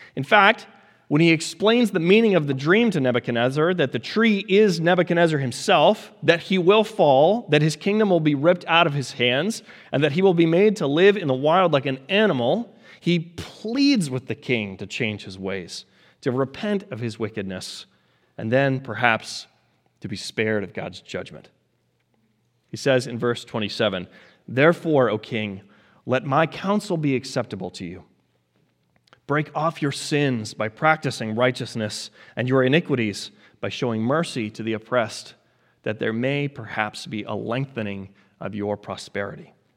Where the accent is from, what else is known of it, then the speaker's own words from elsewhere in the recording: Colorado, United States; moved away; growing up in Colorado, as many of you know that I did